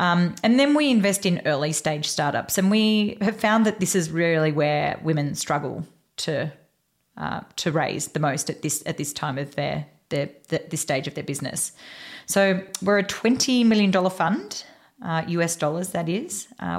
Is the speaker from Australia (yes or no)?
yes; Australia; now in United States; So we are both Australian girls living in the US